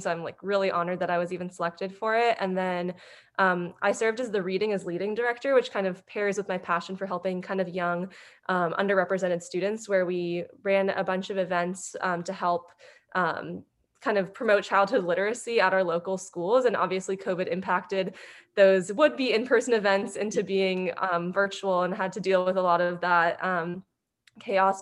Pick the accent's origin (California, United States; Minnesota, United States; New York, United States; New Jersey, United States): California, United States; Cupertino; moved away as an adult; Growing up in the Silicon Valley, I grew up in this very sheltered space